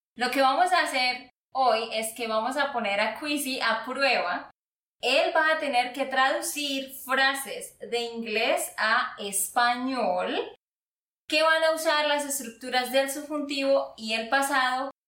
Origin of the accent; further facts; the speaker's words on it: Santander, Colombia; de Santander, Colombia